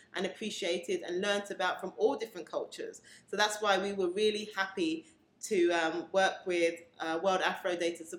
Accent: England, United Kingdom; born in England, classified as Black British, of Caribbean descent

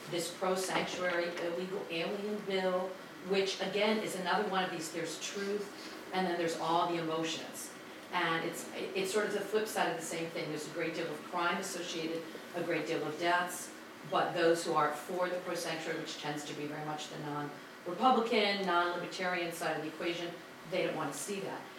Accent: Washington, District of Columbia, United States; now in Maryland, United States; I'm an activist Republican from the great state of Maryland. Oh. And I grew up in Washington DC

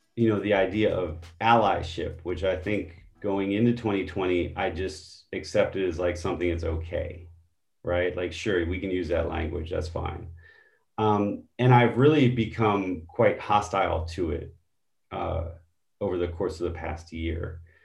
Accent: Baltimore, Maryland, United States; my own experience as a young person growing up in Baltimore

